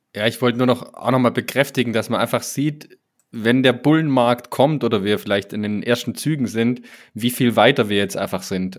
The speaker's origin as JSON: {"language": "German", "region": "Swabia", "country": "Germany", "said": "mir als Schwabe"}